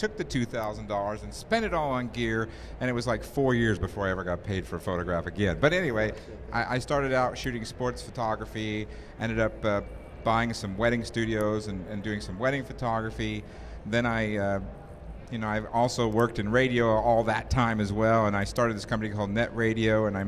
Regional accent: Indianapolis, Indiana, United States; And I went out to the Indy 500, because I grew up in Indianapolis

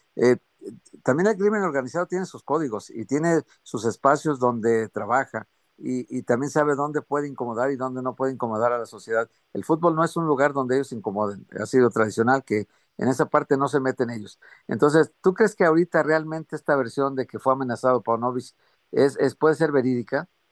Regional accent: Guadalajara, Jalisco, Mexico; nosotros somos tapatíos, sabemos cómo se mueve la sociedad en Jalisco

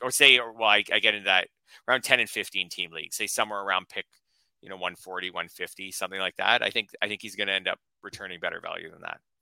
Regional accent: Canada; a Canadian

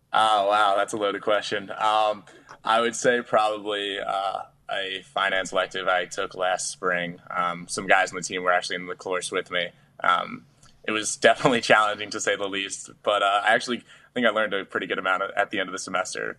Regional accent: Yorktown Heights, New York, United States; my hometown, Yorktown Heights, New York

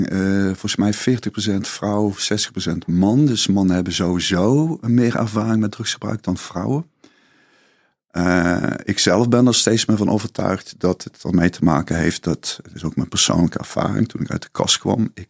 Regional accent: Limburg, Netherlands; toen ik naar Amsterdam verhuisde. Ik, ik kwam uit Zuid-Limburg.

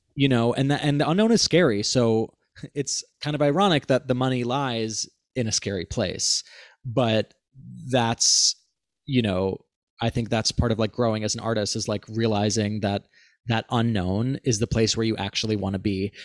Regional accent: Cleveland, Ohio, United States; Alex and I grew up together in Cleveland, Ohio

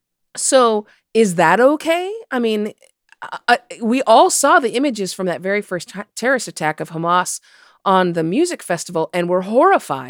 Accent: United States; as an American

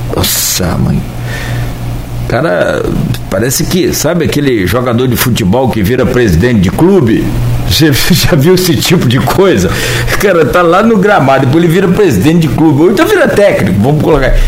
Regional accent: Campos dos Goytacazes, Rio de Janeiro, Brazil; a gente é de Campos

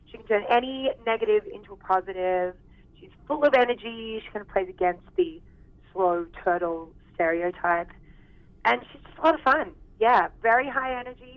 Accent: Australia; accent: Aussie; now in Vancouver, Canada; not a lot of the people that I worked with knew that I was Australian

